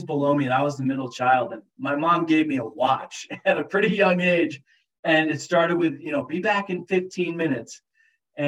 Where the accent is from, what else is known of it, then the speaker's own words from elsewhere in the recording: northwestern Massachusetts, United States; moved away as an adult; also born or lived in Prescott, Arizona / Big Piney, Wyoming; now in Jackson, United States; I was born in northwestern Massachusetts, very, very small town up in the crook between Vermont and New York. Great place to grow up, honestly